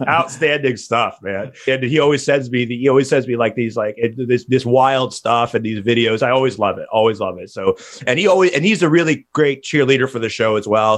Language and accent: English; New Jersey, United States; my home state of New Jersey